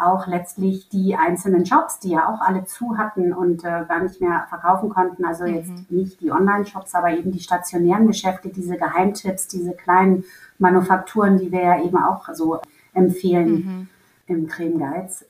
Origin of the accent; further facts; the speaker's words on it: Hamburg, Germany; now in Berlin, Germany; ich komme ja ursprünglich aus Hamburg